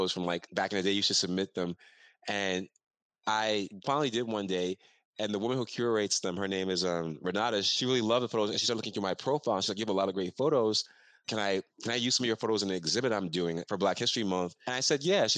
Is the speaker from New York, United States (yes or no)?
yes; New York City, New York, United States; the neighborhood I grew up in here in Brooklyn in Fort Greene